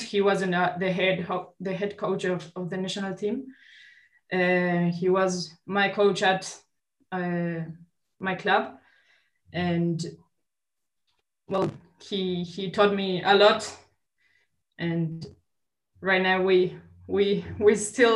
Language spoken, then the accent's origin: English; Montevideo, Uruguay; from Montevideo, Uruguay